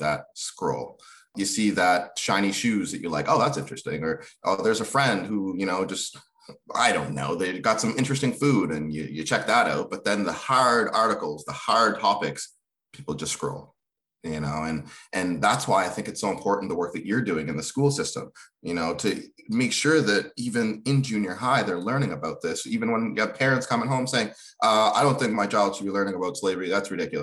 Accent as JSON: {"language": "English", "country": "Kenya", "tie": "born or raised there", "moved": "yes", "said": "I was born in Kenya"}